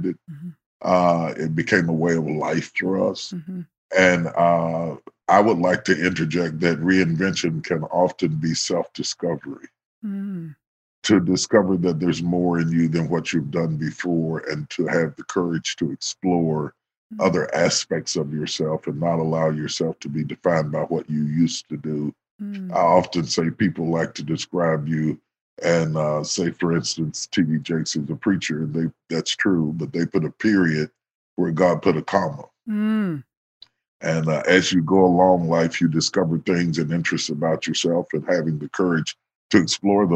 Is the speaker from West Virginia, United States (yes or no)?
yes; West Virginia, United States; moved away; So even though I grew up in West Virginia, I grew up with a very Southern cuisine